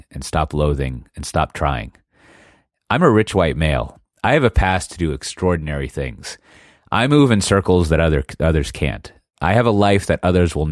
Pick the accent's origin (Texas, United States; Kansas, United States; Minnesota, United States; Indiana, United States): Texas, United States; Austin; she was born in the same hospital as me, the exact same hospital in Austin